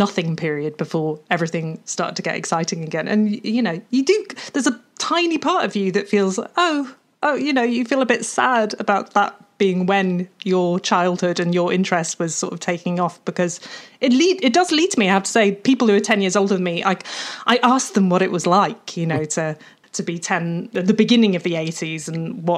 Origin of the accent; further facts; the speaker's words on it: Welsh countryside, Wales, United Kingdom; I was growing up in the Welsh countryside